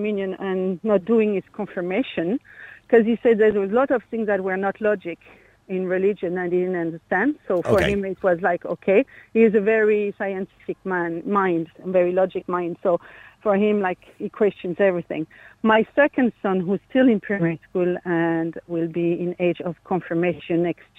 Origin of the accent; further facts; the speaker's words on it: France; English is a second language; I'm French.